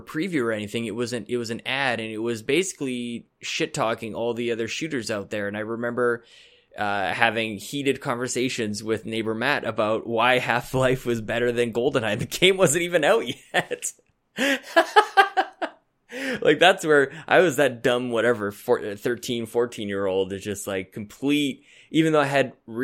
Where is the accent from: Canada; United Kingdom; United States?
Canada; I'm as Canadian as anybody